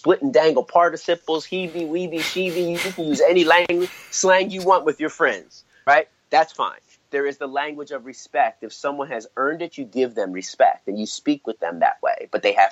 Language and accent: English; Philadelphia, Pennsylvania, United States; my hometown team, the Philadelphia 76ers